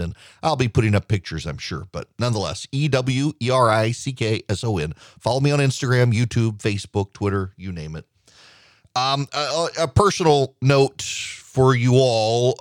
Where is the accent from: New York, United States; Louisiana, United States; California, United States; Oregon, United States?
Louisiana, United States; South; now in Georgia, United States; I'm part Cajun, part Sweden, Swedish from South Louisiana, living in Georgia